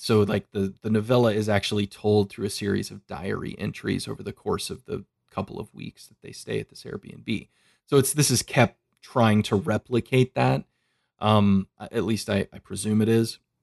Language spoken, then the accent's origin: English; United States; I grew up in America